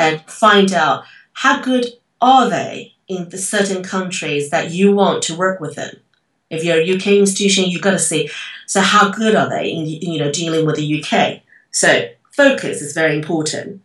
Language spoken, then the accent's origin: English; Taiwan; I'm from Taiwan